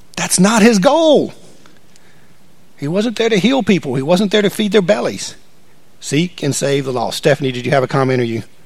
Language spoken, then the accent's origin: English; United States; I'm an American